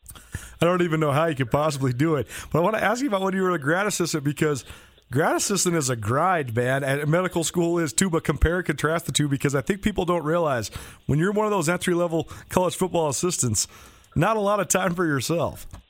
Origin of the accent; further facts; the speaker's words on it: Missoula, Montana, United States; growing up in Missoula, Montana, I was in eighth grade